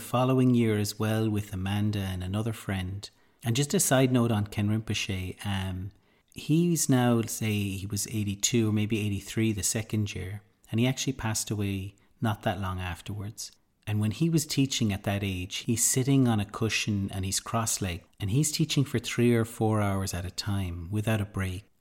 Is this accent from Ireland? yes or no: yes; Ireland; being Irish